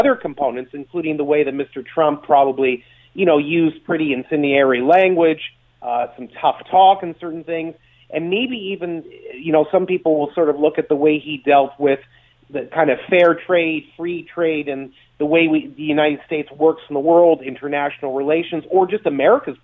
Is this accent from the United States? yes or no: no; Canada